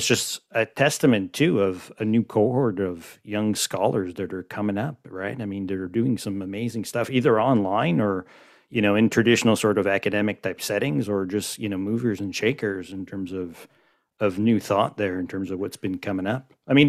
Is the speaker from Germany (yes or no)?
no; Montreal, Quebec, Canada; born and raised in Montreal.